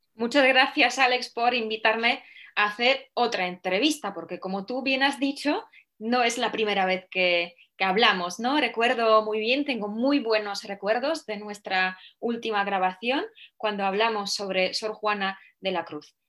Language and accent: Spanish; Poland; Spanish is a second language; moved away; siendo yo polaca